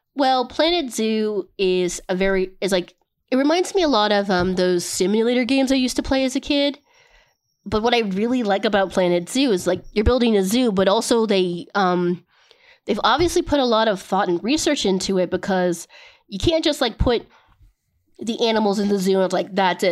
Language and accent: English; United States; I am American